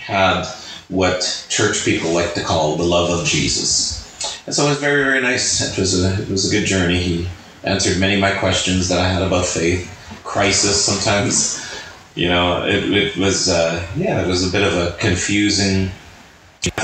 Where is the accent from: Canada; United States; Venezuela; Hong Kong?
Canada; Regina, Saskatchewan; I'm from Regina, Saskatchewan.